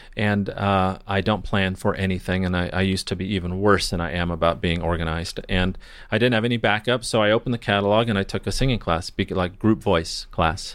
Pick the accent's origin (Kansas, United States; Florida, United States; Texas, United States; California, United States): California, United States; Newport Beach; also born or lived in Redlands, California / Mexico; I grew up, uh, well, I grew up in Newport Beach. I was born in Redlands, California